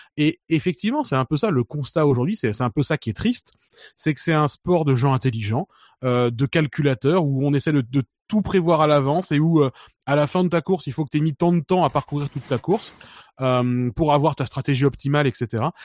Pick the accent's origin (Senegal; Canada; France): France; on est français